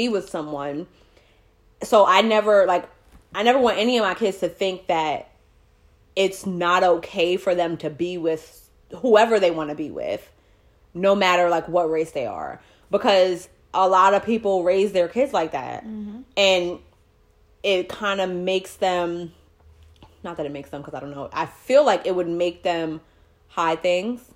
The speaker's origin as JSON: {"language": "English", "region": "New York", "country": "United States", "tie": "born or raised there", "said": "We grew up in New York"}